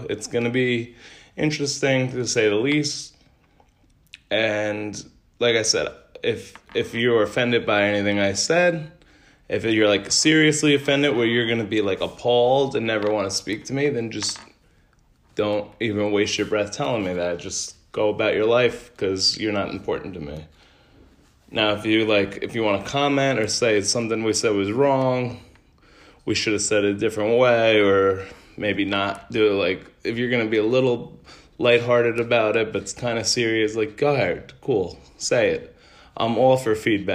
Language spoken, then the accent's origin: English; United States; as an American